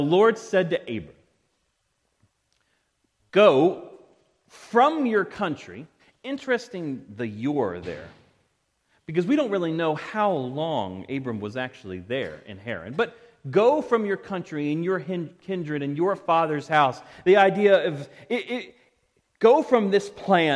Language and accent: English; Parkville, Maryland, United States; I grew up in Parkville, but my family wasn't heavily rooted there